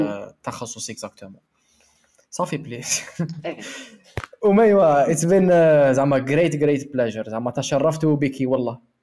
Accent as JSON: {"language": "Arabic", "country": "Algeria", "said": "أنا جزائري"}